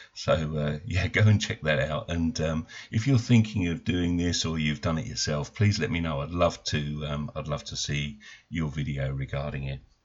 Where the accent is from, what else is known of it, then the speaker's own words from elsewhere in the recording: South East England, United Kingdom; my hometown